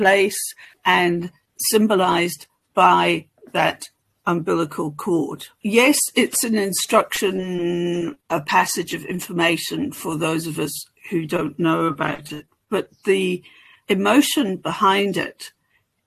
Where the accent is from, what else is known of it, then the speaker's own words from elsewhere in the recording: northwest of Ireland, Ireland; I'm Irish from the northwest of Ireland